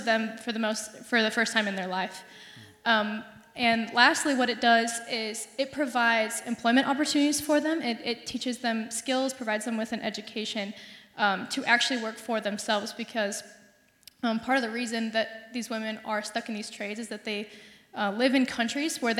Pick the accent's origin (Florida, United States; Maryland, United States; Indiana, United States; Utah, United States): Indiana, United States; Fort Wayne; moved away as an adult; now in Bloomington, United States; I am also from Fort Wayne, Indiana